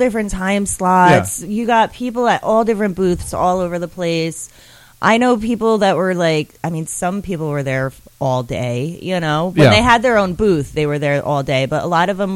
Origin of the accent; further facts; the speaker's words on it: United States; I'm from New York, New Jersey